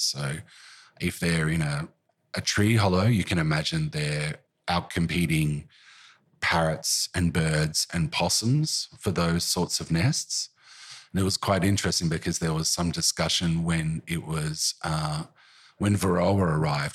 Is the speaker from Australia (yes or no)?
yes; Currumbin, Queensland, Australia; now in Melbourne, Australia; even as a kid growing up in Currumbin